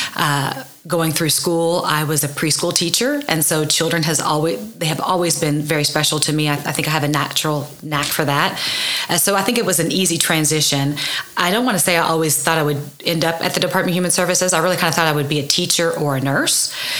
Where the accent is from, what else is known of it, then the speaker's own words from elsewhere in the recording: Oklahoma City, Oklahoma, United States; also born or lived in Norman, Oklahoma / Edmond, Oklahoma; I grew up in Oklahoma City, and then I moved to Norman to go to school for um, high school